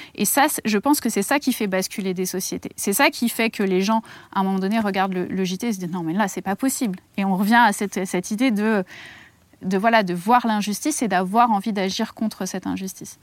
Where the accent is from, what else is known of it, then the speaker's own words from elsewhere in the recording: near Melun, Île-de-France, France; à Melun, euh, pas loin de, de là d'où je viens